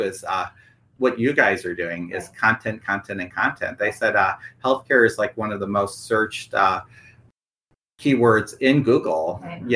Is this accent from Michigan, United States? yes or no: yes; Michigan, United States; moved away as an adult; also born or lived in Mississippi; now in Brentwood, United States; growing up in Michigan, our bank that we grew up with is NBD, National Bank of Detroit